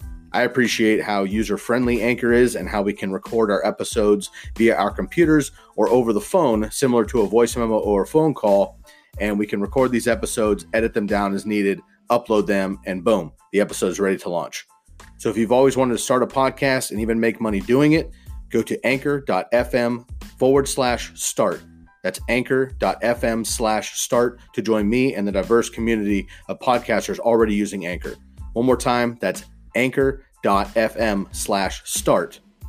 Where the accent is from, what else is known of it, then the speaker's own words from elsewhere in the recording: California, United States; now in Oregon, United States; Growing up in the Bay Area, of course, a Warriors fan